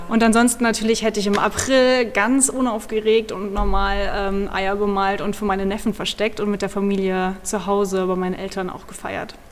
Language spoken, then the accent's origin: German; Orferode, Hesse, Germany; ich bin gebürtige Nordhessen. Wow. Das ist äh, im süßen kleinen Kaff Orferode.